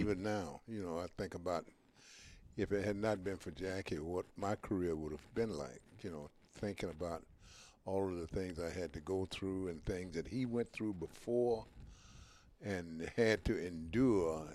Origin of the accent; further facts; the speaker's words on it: Mobile, Alabama, United States; when I grew up in Mobile, Alabama